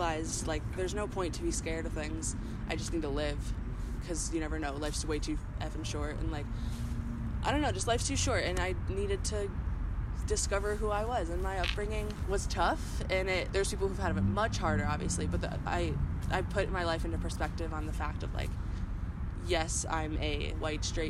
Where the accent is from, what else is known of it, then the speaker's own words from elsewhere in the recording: Midwest, United States; moved away as an adult; now in California, United States; Growing up in the Midwest